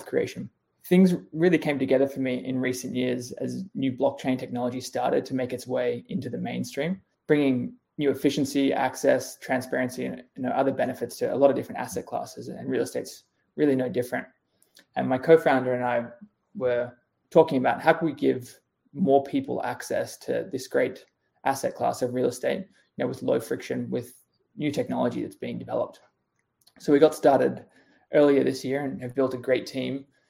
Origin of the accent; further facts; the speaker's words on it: Australia; moved away as an adult; now in United States; I'm Australian. I moved to the US in 2015